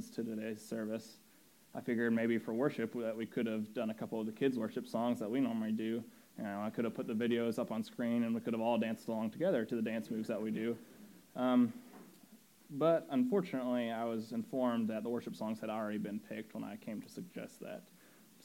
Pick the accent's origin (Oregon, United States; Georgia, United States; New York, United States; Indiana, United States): Indiana, United States; Indianapolis; I grew up in Indiana, in Indianapolis